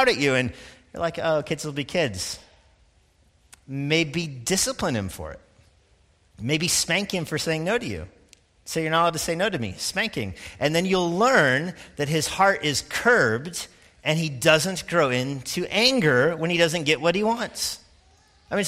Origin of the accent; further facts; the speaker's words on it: Steamboat Springs, Colorado, United States; moved away; I grew up skiing in Steamboat, Colorado. My mom lives there.